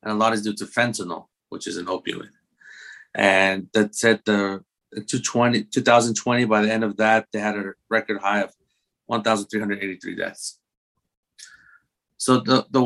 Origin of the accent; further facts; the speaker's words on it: Guatemala; my background, I'm from Guatemala, so Latinx background